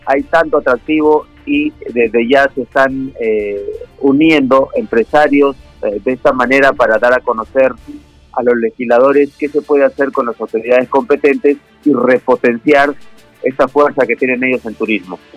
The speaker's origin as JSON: {"language": "Spanish", "country": "Peru", "said": "como peruanos"}